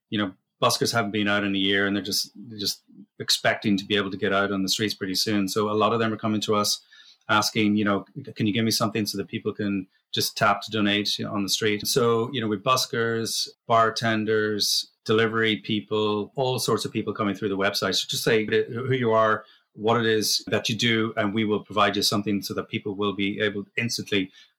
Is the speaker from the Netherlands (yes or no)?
no; Sandakan, Sabah, Malaysia; I was born in Borneo in Malaysia. And we lived in a place called Sandakan, which is kind of the on the east coast there. And it's kind of jungle near.